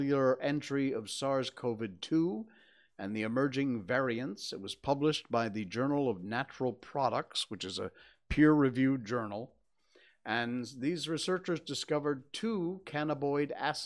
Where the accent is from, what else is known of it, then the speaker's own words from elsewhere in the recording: Cornwall, Connecticut, United States; moved away; also born or lived in Torrington, Connecticut; I was born 64 years ago today at, 5:23 in the morning, I think? In Torrington, Connecticut, because that's where the hospital was, which was about 20 minutes outside of my little kampong hometown of Cornwall, Connecticut